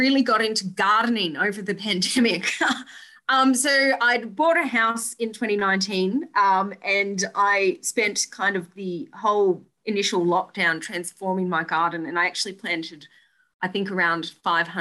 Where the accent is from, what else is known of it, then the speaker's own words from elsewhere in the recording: Blackall, Queensland, Australia; I am from Blackall, home of the Black Stump.